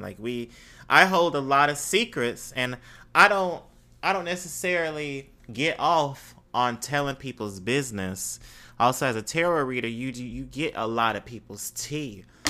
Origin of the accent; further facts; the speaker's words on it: Mississippi, United States; moved away; growing up in Mississippi